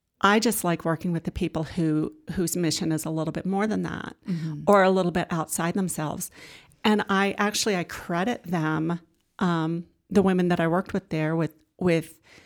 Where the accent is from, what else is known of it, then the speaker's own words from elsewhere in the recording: Ohio, United States; So I came up here from Ohio. I graduated from Ohio University, got a job at the paper here, met my husband.